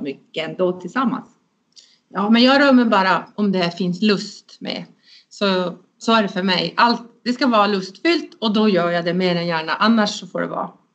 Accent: Luleå, Norrbotten County, Sweden; jag är uppvuxen i, i Luleå, egentligen i en liten by som heter Alvik.

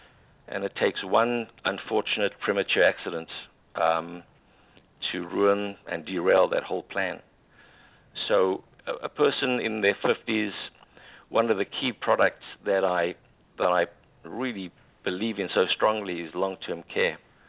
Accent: South Africa; my background is public accounting. I'm a South African chartered accountant.

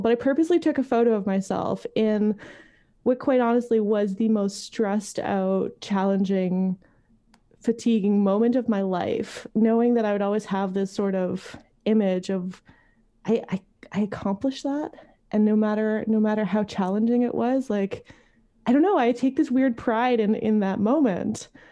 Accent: Montreal, Quebec, Canada; moved away as an adult; I grew up in Montreal. I moved here thirteen years ago

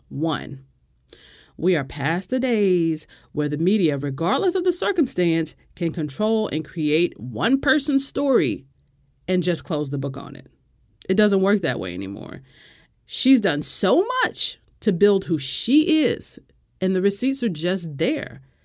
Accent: United States; as an American, like, I'm not even British.

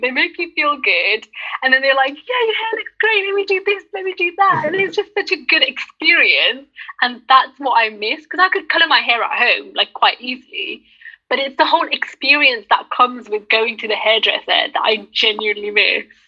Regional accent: United Kingdom; I'm Pakistani and I'm British

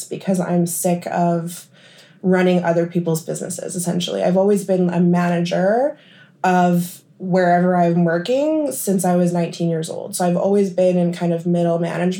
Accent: Thunder Bay, Ontario, Canada; I'm from Thunder Bay, and after high school, I did aesthetics here at the college

